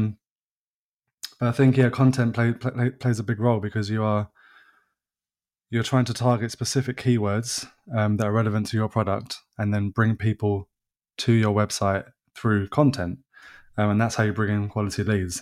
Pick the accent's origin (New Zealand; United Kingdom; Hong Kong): United Kingdom; England; They know I'm English